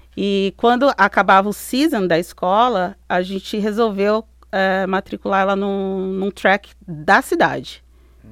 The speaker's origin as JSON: {"language": "Portuguese", "region": "interior of São Paulo", "country": "Brazil", "tie": "born or raised there", "also_born_or_lived": "Belgium", "moved": "as an adult", "lives_now": "United States", "said": "eu, crescendo, eu sou do interior de São Paulo"}